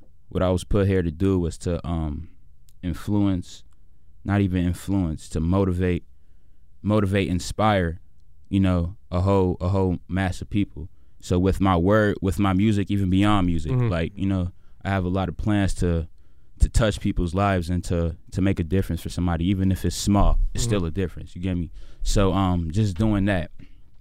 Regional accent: Chicago, Illinois, United States; with Uptown though, I mean, I didn't have it as worse as some other kids did, but then again, it wasn't easy

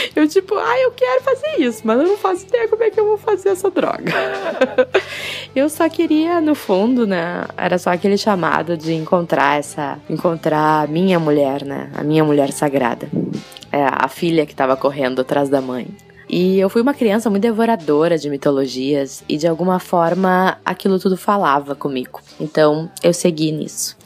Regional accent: Porto Alegre, Rio Grande do Sul, Brazil; eu sou natural de Porto Alegre, vivo em Porto Alegre

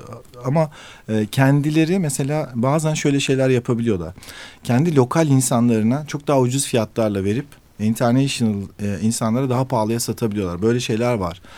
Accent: Turkey; ben dedim işte Türkiye

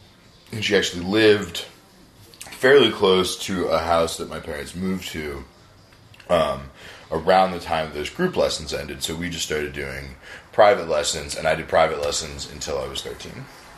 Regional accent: Herndon, Virginia, United States; moved away; I'm from Northern Virginia, from Herndon. Herndon, Virginia, it's about like 30, 45 minutes like southwest of D.C.

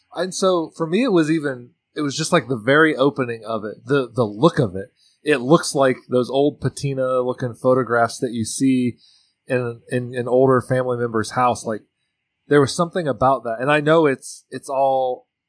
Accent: Central Indiana, United States; moved away; growing up in Central Indiana

